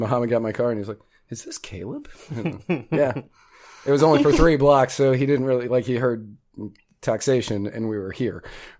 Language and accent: English; Manassas, Virginia, United States; So I am from Manassas, Virginia.